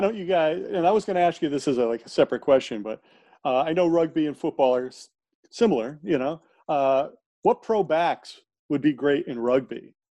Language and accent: English; United States; we we're all American